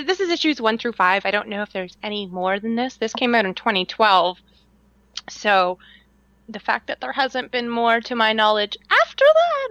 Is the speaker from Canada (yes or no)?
yes; Canada; I talk like this because I'm from Canada.